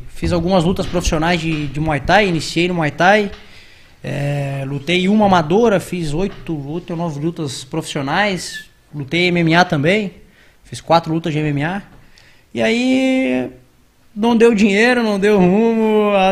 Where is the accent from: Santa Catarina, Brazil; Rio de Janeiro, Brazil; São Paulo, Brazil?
Santa Catarina, Brazil; Balneário Camboriú; also born or lived in Biguaçu, Santa Catarina; nascido e criado aqui. Na verdade, vivi até os 7 anos de idade na cidade de Biguaçu, perto da, da grande Florianópolis. E aí vim para Balneário, mas sou nascido aqui. Né? Família da minha mãe toda é de Balneário.